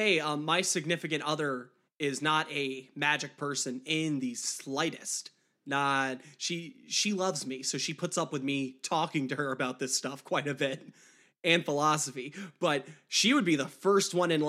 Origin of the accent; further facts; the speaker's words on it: Deep South, United States; I grew up in the Deep South, and I was Catholic, and you know, being Catholic in the Deep South is like being an actual pagan anywhere else.